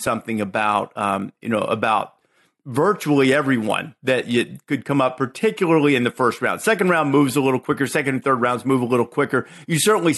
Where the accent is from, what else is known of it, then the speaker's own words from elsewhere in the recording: Muscle Shoals, Alabama, United States; accent: Southern; moved away; also born or lived in Chicago; I grew up in Northwest Alabama, and I had a very, very distinct Southern accent